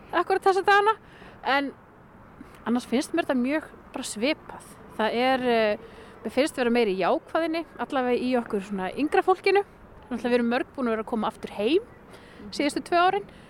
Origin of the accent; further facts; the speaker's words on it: Hrísey, Northeastern Region, Iceland; also born or lived in Akureyri / Raufarhöfn / Kópasker; svo verð ég uppalinn þar alveg fram eh, að framhaldsskóla aldrei.